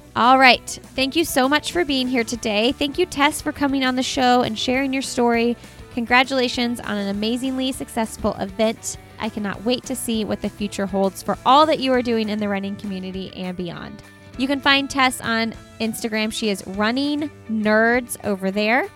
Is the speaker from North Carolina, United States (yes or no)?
no; Indianapolis, Indiana, United States; I'm from Indianapolis